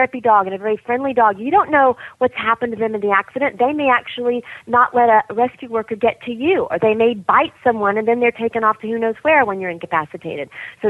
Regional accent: the South, United States; I grew up in the South

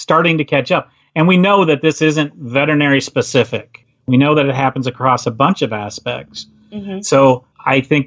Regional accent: Wisconsin, United States; I am from Wisconsin. So if you're using that phrase, I was born and bred, raised in Wisconsin

